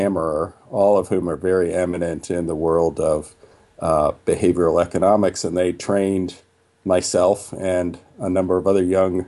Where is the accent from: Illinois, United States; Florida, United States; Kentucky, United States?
Illinois, United States; Chicago; I basically grew up in Chicago as a typical Chicago kid